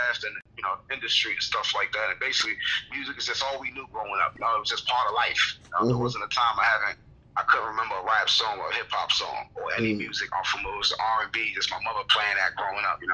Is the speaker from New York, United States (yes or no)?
yes; New York City, New York, United States; I just grew up in Brooklyn